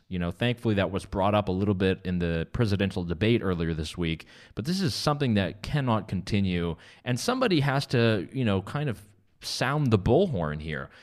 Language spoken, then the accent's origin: English; Canada; now in North Carolina, United States; Canada, my home country